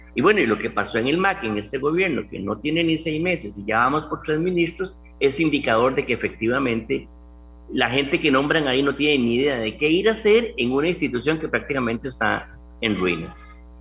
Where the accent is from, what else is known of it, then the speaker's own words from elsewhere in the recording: Costa Rica; Yo como costarricense